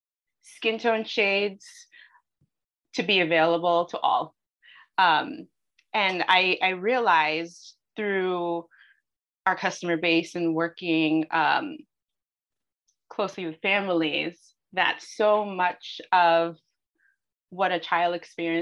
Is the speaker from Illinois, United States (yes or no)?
no; New York City, New York, United States; I grew up in New York City.